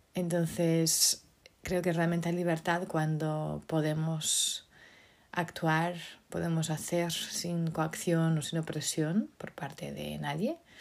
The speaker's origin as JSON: {"language": "Spanish", "country": "Portugal", "tie": "born or raised there", "moved": "yes", "said": "Portugal, mi país, mi tierra natal"}